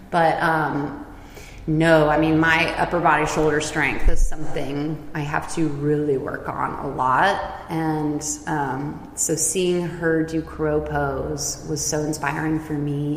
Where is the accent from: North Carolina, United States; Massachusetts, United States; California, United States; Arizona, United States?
California, United States; Silicon Valley; moved away as an adult; also born or lived in San Francisco Bay Area / San Diego; now in Basel, Switzerland; I was originally born in like the San Francisco Bay Area. I basically grew up in Silicon Valley